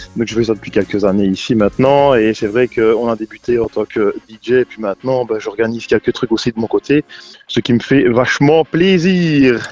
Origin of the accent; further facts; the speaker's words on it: Arbrefontaine, Wallonia, Belgium; also born or lived in Provedroux, Vielsalm; now in Vielsalm, Belgium; mon village natal d'ailleurs, à fontaine